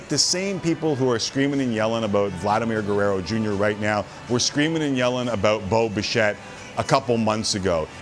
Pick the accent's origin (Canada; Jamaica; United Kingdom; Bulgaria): Canada; as a Canadian